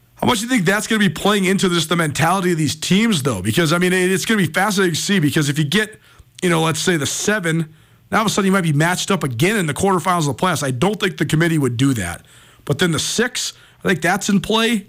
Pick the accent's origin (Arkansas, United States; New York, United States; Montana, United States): Montana, United States; Missoula; born or raised there